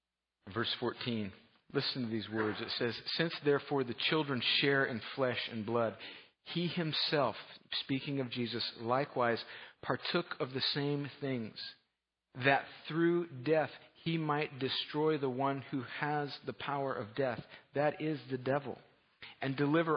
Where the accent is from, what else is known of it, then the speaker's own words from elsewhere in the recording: United States; but I am a American red-blooded male, and I am a football fan.